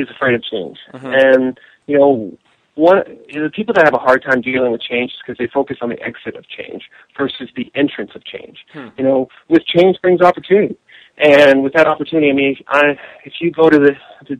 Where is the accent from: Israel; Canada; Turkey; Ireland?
Canada; moved away as an adult; also born or lived in Vancouver, British Columbia / Washington, D.C. / Denver; now in United States; I'm originally from Canada, so I've been living in the U.S. for about 10 years